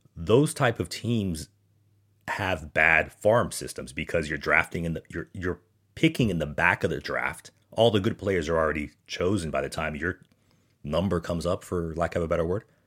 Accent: United States; as an American

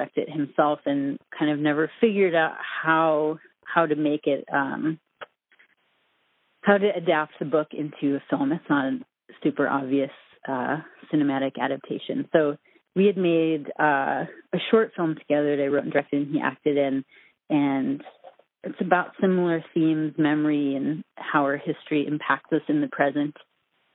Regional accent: Minnesota, United States; moved away as an adult; also born or lived in New York; I'm from Minnesota originally

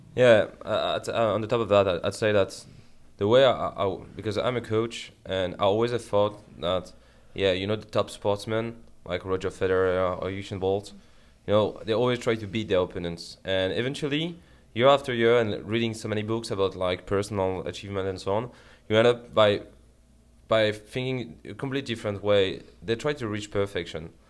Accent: Paris, Île-de-France, France; English is a second language; moved away; I come from France

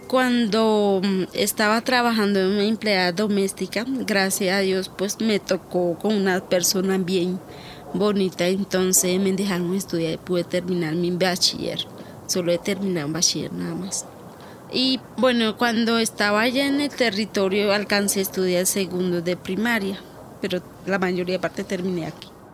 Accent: López de Micay, Cauca, Colombia; now in Bogotá, Colombia; Nací en López de Micay, Cauca, cerca del Timbiquí

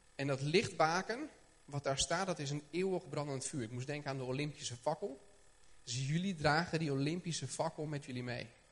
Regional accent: Haarlem, North Holland, Netherlands; ik kom uit Haarlem.

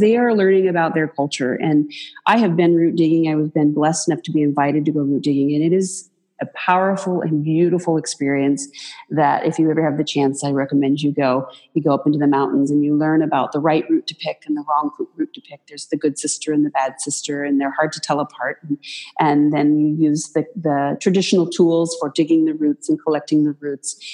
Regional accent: Moses Lake, Washington, United States; now in Pendleton, United States; I grew up in Moses Lake, uh, Washington

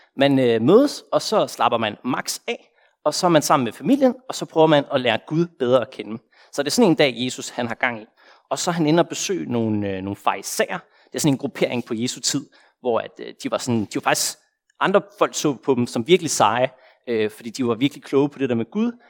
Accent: Denmark; moved away as an adult; now in Copenhagen, Denmark

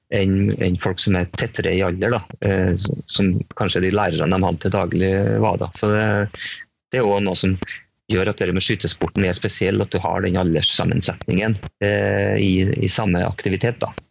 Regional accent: Trøndelag, Norway; also born or lived in Spain; er jeg trønder

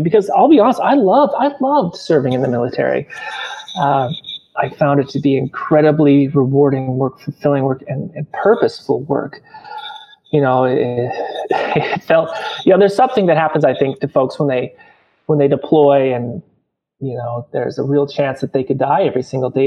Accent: Montana, United States; growing up in Montana

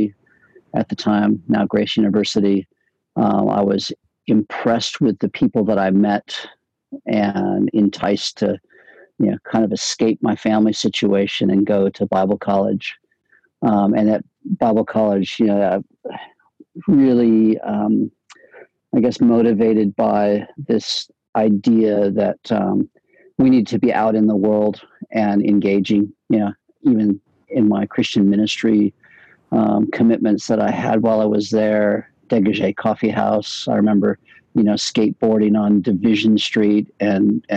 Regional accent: Spokane, Washington, United States; moved away; I grew up in the Spokane Berean Church

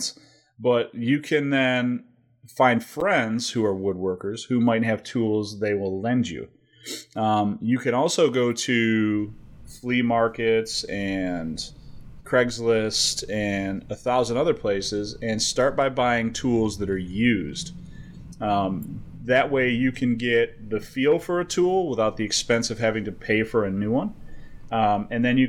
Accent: United States; I'm American

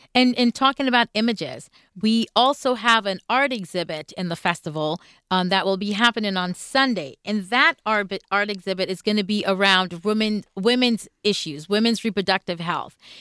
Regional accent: Jamaica; moved away; I'm coming from Jamaica where it's a, a predominantly black country

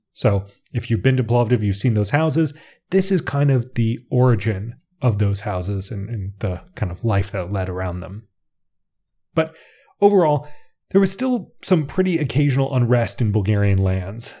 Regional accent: United States; I'm an American

